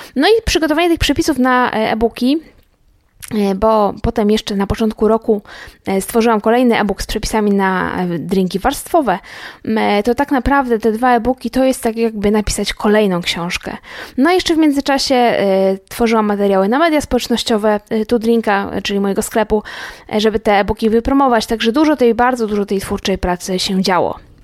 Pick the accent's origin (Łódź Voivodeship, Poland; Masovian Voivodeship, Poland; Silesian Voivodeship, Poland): Łódź Voivodeship, Poland; Łódź; Ja w ogóle jestem z Łodzi